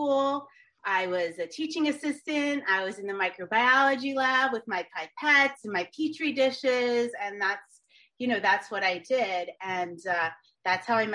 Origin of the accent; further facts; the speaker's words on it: Moscow, Pennsylvania, United States; also born or lived in Scranton, Pennsylvania; I grew up in the country, Moscow, Pennsylvania